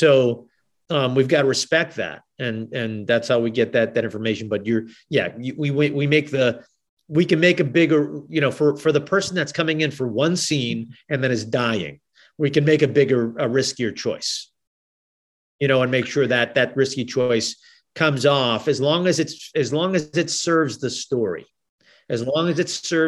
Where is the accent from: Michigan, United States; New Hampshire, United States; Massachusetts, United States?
Massachusetts, United States; Boston; accent: Boston; I'm originally from Boston. So that is an accent that a lot of people can't do well.